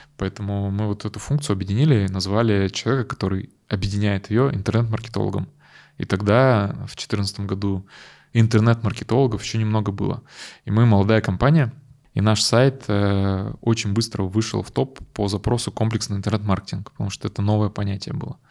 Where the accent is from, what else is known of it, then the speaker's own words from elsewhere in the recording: Yekaterinburg, Sverdlovsk Oblast, Russia; Мы родом из Екатеринбурга